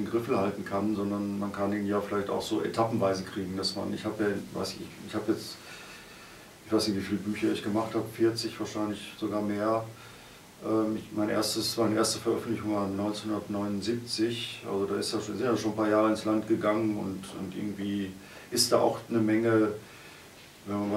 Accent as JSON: {"language": "German", "town": "Cologne", "region": "North Rhine-Westphalia", "country": "Germany", "said": "ich komme ja aus Köln, da waren einige Karnevale dazwischen."}